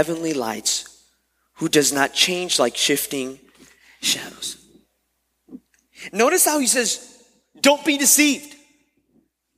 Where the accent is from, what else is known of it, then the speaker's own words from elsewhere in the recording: Miami, Florida, United States; moved away as an adult; also born or lived in West Palm Beach, Florida; having to move from Miami, my hometown, to West Palm